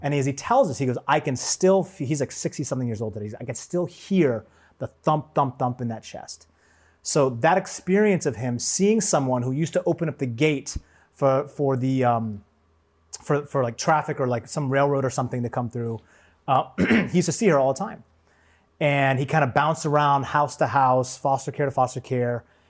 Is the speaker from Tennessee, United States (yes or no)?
no; Seattle, Washington, United States; I grew up in Seattle